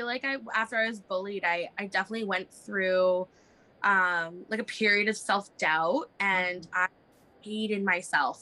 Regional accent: Vancouver, British Columbia, Canada; also born or lived in Toronto; I've done most of my growing up in Vancouver

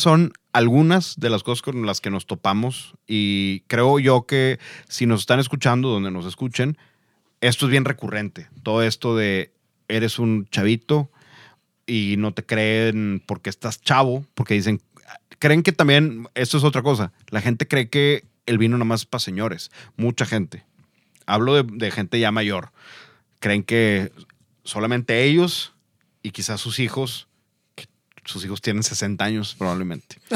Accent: Mexico; siendo mexicanos

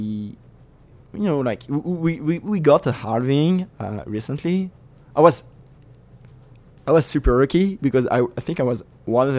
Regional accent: France; moved away as an adult; now in New York, United States; I grew up in France and we have this huge bureaucratic system.

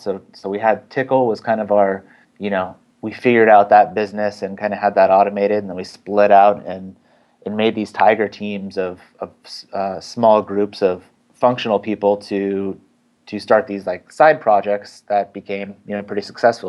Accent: San Francisco Bay Area, California, United States; from the Bay Area, San Francisco Bay Area, born and raised.

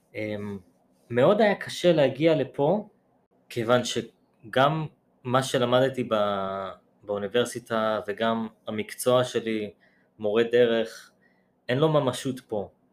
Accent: Kiryat Yam, Haifa District, Israel; moved away as an adult; now in New York, United States; גדלתי בקריית ים

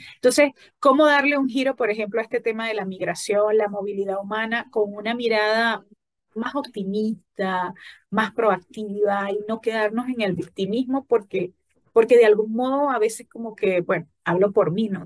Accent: Falcón, Venezuela; de la región justamente donde yo soy, de Falcón

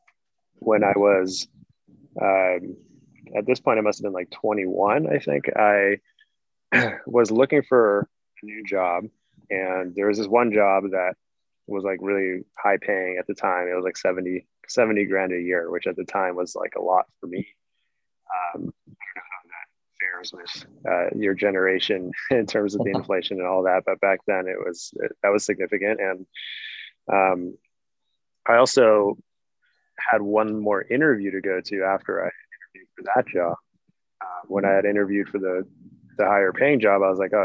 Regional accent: outside of Boston, Massachusetts, United States; I grew up outside of Boston

